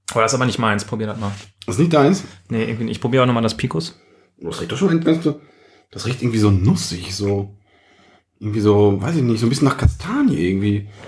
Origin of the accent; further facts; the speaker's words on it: Gladbeck, North Rhine-Westphalia, Germany; Ich komme ja aus Gladbeck im Ruhrgebiet. Ja, und da ist man noch Westfale, oder?